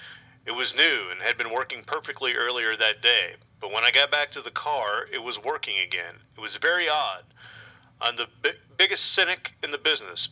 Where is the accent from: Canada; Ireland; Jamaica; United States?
Ireland; accent: American; I'm an Irishman with a Yankee accent.